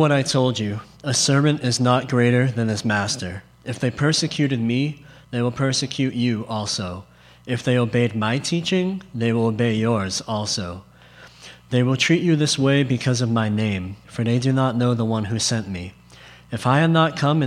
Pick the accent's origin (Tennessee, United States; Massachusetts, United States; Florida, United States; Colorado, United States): Massachusetts, United States; Boston; if I get an accent, I'm from Boston